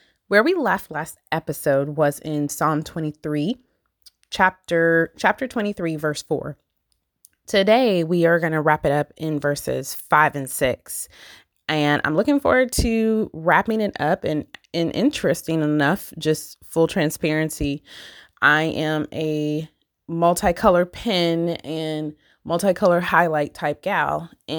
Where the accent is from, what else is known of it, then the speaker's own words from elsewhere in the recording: Michigan, United States; So I've talked about, I'm from Michigan, and I never remember growing up and trick-or-treating and stuff